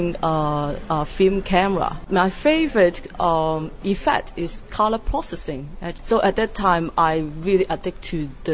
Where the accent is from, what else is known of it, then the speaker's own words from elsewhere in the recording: Hong Kong; I'm a photographer from Hong Kong